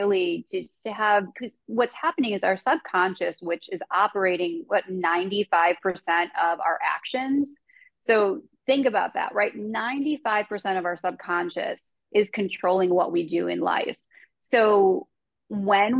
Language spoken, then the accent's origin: English; Chicago, Illinois, United States; I grew up in Chicago native